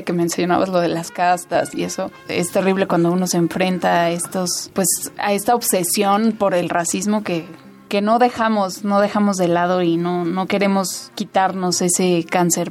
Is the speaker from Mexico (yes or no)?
yes; Mexico; todos los mexicanos